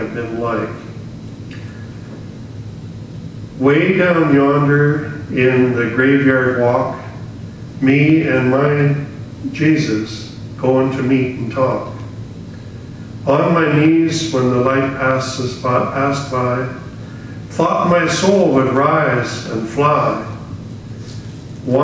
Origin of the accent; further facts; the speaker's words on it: Saskatchewan, Canada; moved away; also born or lived in British Columbia; I was from Saskatchewan. That they used to call it Saskamush. Yeah, I was an outcast on earth. Very few friends in school